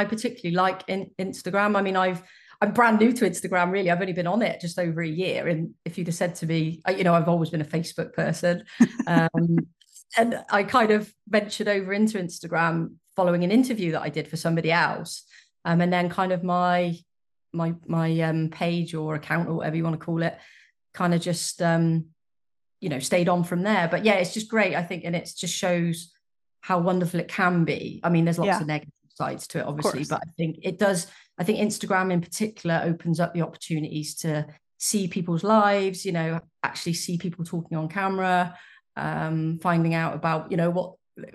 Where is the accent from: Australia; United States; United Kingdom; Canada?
United Kingdom; I was raised in the United Kingdom in a mum dad family, sort of very traditional setup.